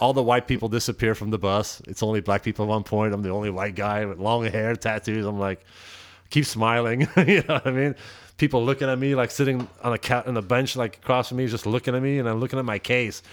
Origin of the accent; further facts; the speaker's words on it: Antwerp, Flanders, Belgium; English is a second language; now in United States; I'm from Antwerp.